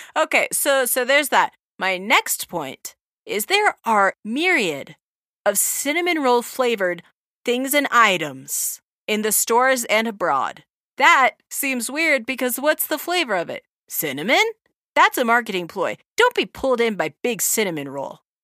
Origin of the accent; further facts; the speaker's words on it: Southern California, United States; now in Utah, United States; When we were growing up in Southern California, we were also Mormons